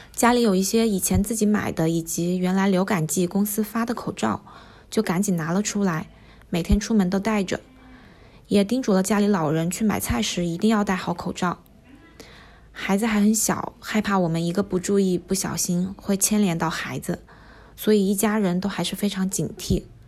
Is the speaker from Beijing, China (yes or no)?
no; Wuhan, Hubei, China; also born or lived in Jingzhou; 我是土生土长的武汉本地人，武汉三镇都有我从小到大珍贵的回忆